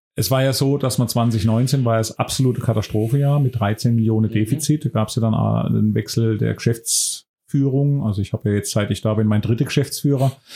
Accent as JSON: {"language": "German", "town": "Buchen", "region": "Baden-Württemberg", "country": "Germany", "tie": "born or raised there", "also_born_or_lived": "Heidelberg / Mannheim / Sinsheim", "moved": "as an adult", "said": "wieder in meiner Heimat zu sein"}